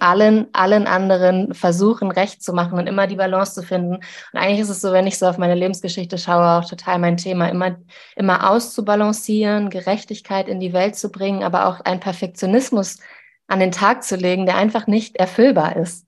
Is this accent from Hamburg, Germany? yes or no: no; Zeven, Lower Saxony, Germany; in einer Kleinstadt, wo ich aufgewachsen bin, in Zeven